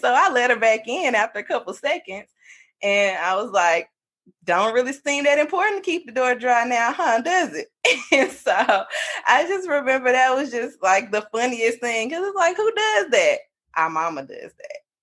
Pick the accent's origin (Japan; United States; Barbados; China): United States; Mississippi; we're from Mississippi